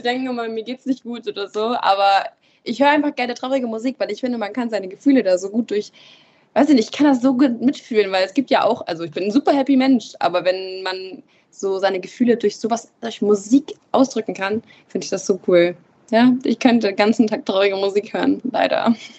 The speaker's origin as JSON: {"language": "German", "town": "Emden", "region": "Lower Saxony", "country": "Germany", "tie": "born or raised there", "also_born_or_lived": "Wittmund", "said": "ich bin hier nicht geboren, ich bin in Emden geboren"}